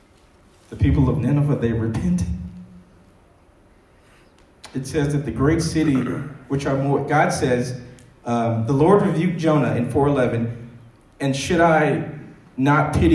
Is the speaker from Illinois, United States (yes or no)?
yes; Chicago, Illinois, United States; I'm from Chicago